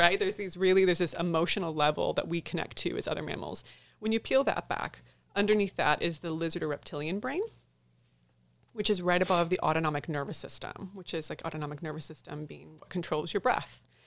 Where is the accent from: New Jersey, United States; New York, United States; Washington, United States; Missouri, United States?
Missouri, United States; St. Louis; moved away as an adult; now in Texas, United States; I was born and raised in Saint Louis, Missouri. Moved down to Texas in twenty ten